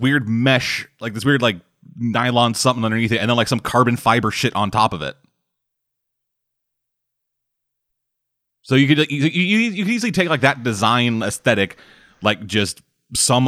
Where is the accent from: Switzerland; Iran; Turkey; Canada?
Canada; I'm Canadian.